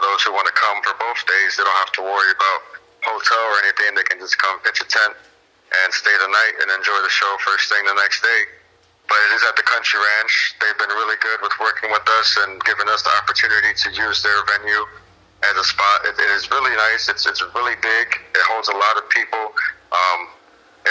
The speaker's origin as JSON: {"language": "English", "town": "Aurora", "region": "Illinois", "country": "United States", "moved": "as an adult", "lives_now": "Mendota, United States", "said": "I'm originally from Aurora, Illinois. I moved out to Mendota about 10 years ago"}